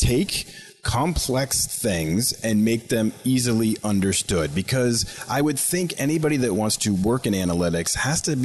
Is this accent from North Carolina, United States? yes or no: no; Boston, Massachusetts, United States; I'm a Bostonian, born and raised